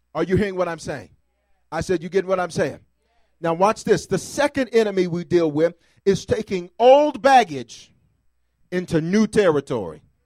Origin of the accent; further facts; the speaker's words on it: the South, United States; I'm from the South